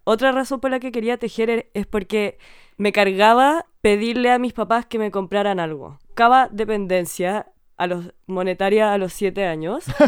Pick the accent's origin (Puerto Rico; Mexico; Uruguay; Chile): Chile; born or raised there